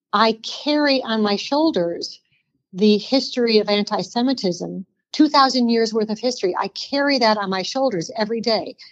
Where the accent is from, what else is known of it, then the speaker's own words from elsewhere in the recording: Detroit, Michigan, United States; now in North Carolina, United States; I grew up in the Detroit area